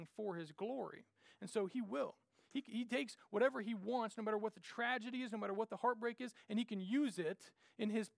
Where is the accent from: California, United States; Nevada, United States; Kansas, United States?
Kansas, United States; Randolph; my hometown, little old Randolph, Kansas